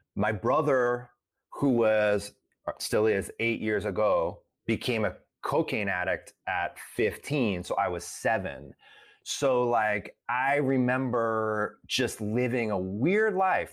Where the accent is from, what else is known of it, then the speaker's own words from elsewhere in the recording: Sylvania, Ohio, United States; I grew up in a suburb of Toledo, Ohio called Sylvania